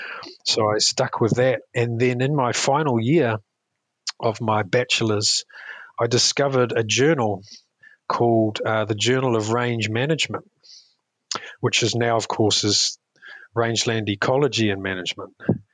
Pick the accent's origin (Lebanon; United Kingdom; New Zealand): New Zealand; also born or lived in Hong Kong; Yes, I am a New Zealander, a Kiwi, though I have mixed heritage. My father is a New Zealander and my mother's from Hong Kong. So I've lived in both, grew up in both places.